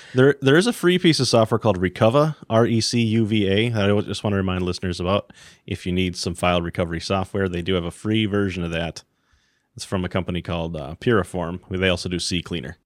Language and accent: English; Iron Range, northern Minnesota, United States; I grew up on the Iron Range, way in the deep woods. Um, so we had seven acres of just forest, northern Minnesota